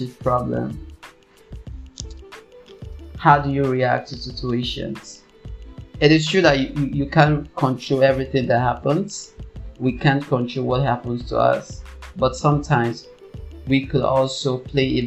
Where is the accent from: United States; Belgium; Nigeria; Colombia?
Nigeria; I'm from Nigeria